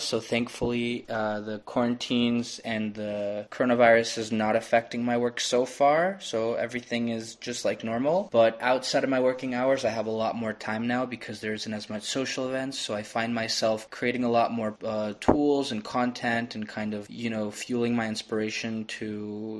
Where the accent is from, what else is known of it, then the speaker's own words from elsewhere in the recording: Toronto, Ontario, Canada; now in Koh Phangan, Thailand; I'm from Toronto, Canada, and I'm currently in Koh Phangan, Thailand